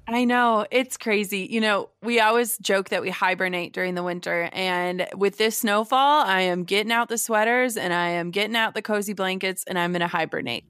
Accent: Minnesota, United States; born or raised there; also born or lived in Wisconsin

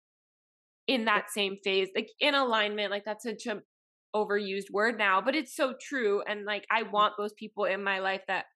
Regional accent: Miami, Florida, United States; first language Spanish; English is a second language; I grew up in Miami

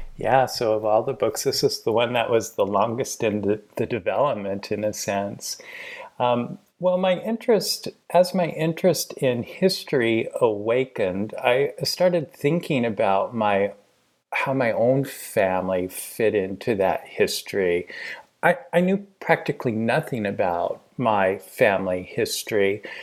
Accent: Portland, Oregon, United States; I was born and raised in Portland, Oregon

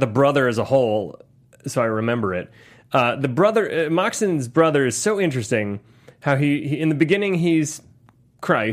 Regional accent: Ohio, United States; I grew up in Ohio

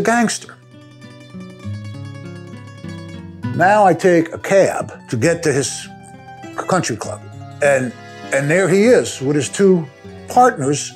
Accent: Newark, New Jersey, United States; moved away as an adult; now in Cincinnati, United States; I was born on the Jersey streets, Newark, New Jersey. I'm hanging out in Newark, New Jersey at 7, 8 years old.

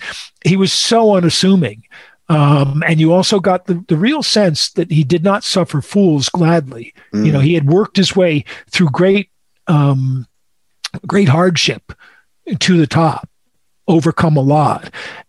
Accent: New England, United States; Yeah, I come from New England, where Bill O'Brien came from and Romeo came from

